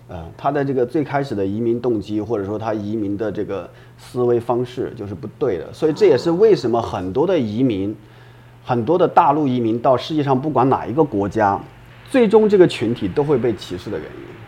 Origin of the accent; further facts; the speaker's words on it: Shandong, China; now in Japan; 我本身我老家山东人啊，啊。就孔孟之乡嘛